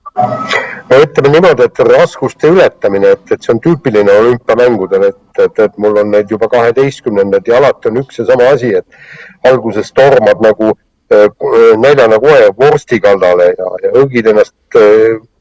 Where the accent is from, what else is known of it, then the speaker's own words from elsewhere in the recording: Estonia; ma olen eestlane